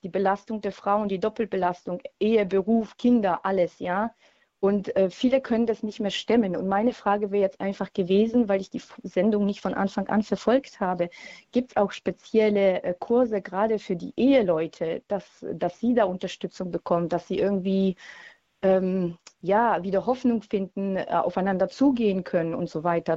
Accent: Poland; now in Heilbronn, Germany; ich komme ursprünglich aus Polen

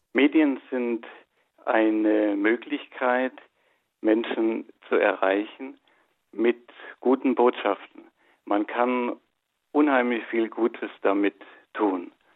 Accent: Germany; bei uns in Deutschland

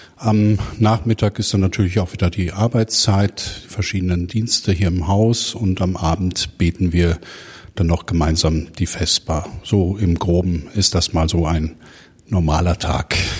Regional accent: Herne, North Rhine-Westphalia, Germany; now in Uedem, Germany; Gebürtig komme ich aus Herne im Ruhrgebiet

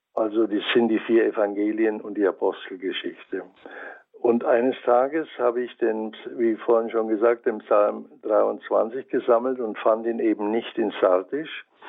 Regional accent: Franconia, Bavaria, Germany; accent: Franconian; now in Offenburg, Germany; Ich habe immer noch meinen fränkischen Akzent.

